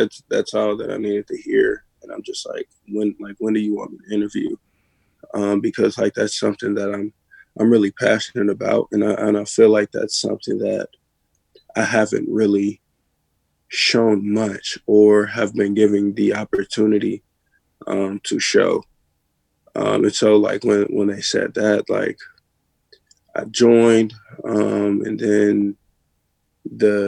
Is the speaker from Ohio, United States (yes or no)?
yes; Cincinnati, Ohio, United States; I'm from Cincinnati, Ohio.